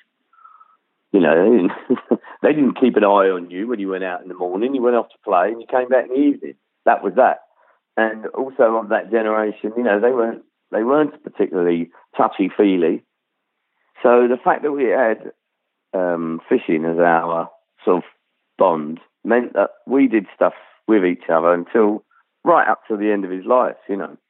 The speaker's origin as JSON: {"language": "English", "region": "London", "country": "United Kingdom", "tie": "born or raised there", "also_born_or_lived": "Rhondda Valley, Wales", "said": "I grew up in sort of suburban North London"}